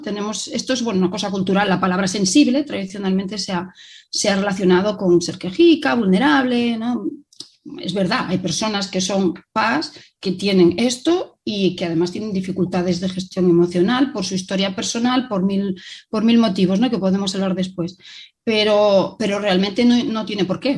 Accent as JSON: {"language": "Spanish", "town": "Vigo", "region": "Galicia", "country": "Spain", "moved": "yes", "lives_now": "Barcelona, Spain", "said": "soy originaria de, de Vigo, pero ya hace bastantes años que vivo en Barcelona."}